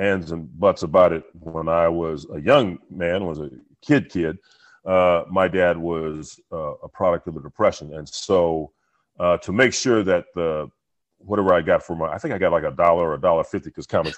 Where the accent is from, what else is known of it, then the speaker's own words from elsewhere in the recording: Los Angeles, California, United States; growing up in South Central